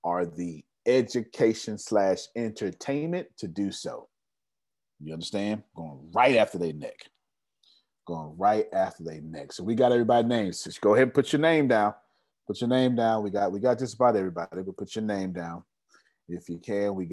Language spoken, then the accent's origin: English; Houston, Texas, United States